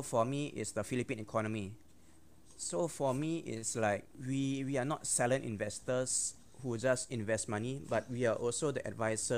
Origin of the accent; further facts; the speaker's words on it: Singapore; I'm full Singaporean